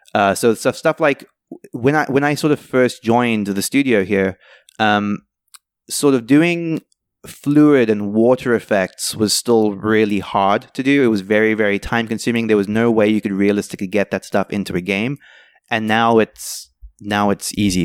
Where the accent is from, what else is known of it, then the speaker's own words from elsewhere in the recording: South Africa; moved away; I grew up in South Africa